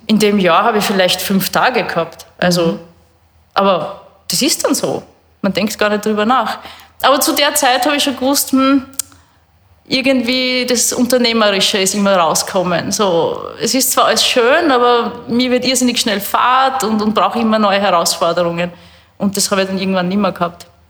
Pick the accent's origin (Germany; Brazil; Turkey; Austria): Austria; Burgenland; also born or lived in Canada; Ich bin am Bankerl vor dem Haus aufgewachsen im Burgenland